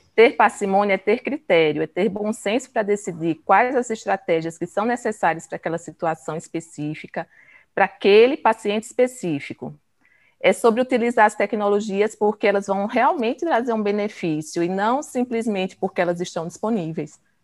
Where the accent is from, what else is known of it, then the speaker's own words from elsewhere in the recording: Pernambuco, Brazil; sou pernambucana